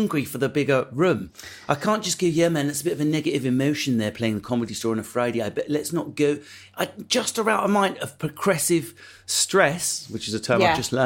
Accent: Essex, East of England, United Kingdom; I am from Essex.

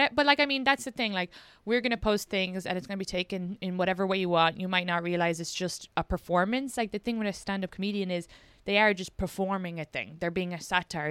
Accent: Ireland; moved away; I'm also Irish

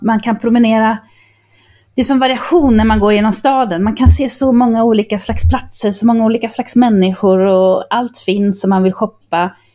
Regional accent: Linköping, Östergötland, Sweden; moved away; also born or lived in Barcelona; som en åttaåring hemma i Linköping

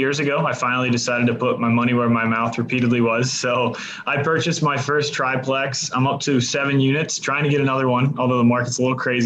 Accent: Cincinnati, Ohio, United States; born and raised in the Cincinnati area, which is where I'm based now.

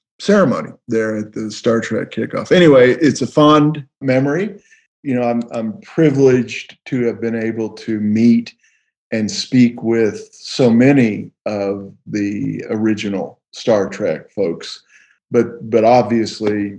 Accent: Texas, United States; we're from Texas

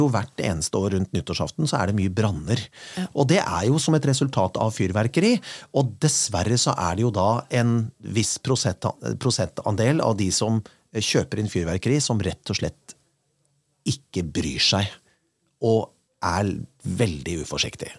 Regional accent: Kongsberg, Buskerud, Norway; now in Vestlandet, Norway; min hjemby Kongsberg

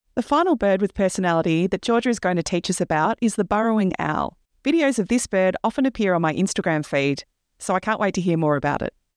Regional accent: Melbourne, Victoria, Australia; moved away; I was born on Wurundjeri country, the ancestral land of the Wurundjeri people, who are the traditional custodians of a section of Melbourne

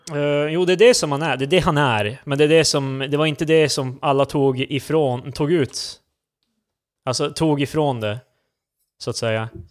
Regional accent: Luleå, Norrbotten County, Sweden; now in Stockholm, Sweden; Du och jag är ju från Luleå.

